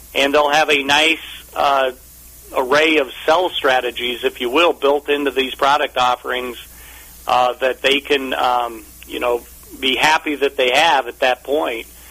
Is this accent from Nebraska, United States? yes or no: yes; Omaha, Nebraska, United States; I grew up in Omaha, Nebraska